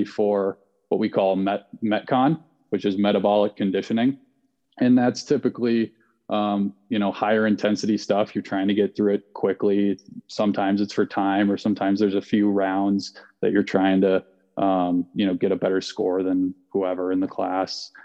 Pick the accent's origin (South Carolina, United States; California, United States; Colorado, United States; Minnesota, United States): Colorado, United States; Vail; I grew up in Vail, Colorado